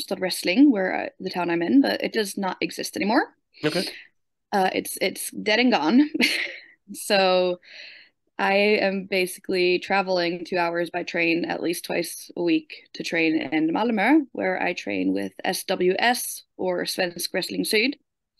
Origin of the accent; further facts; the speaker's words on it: United States; now in Sweden; when I was growing up in America